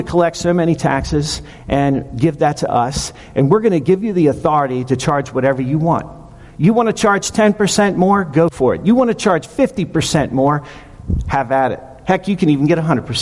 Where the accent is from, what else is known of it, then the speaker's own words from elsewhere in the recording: Maryland, United States; moved away as an adult; We're originally from Maryland